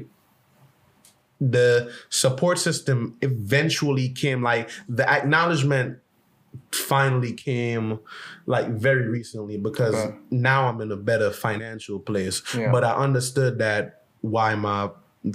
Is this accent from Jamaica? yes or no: yes; Jamaica; Growing up in Jamaica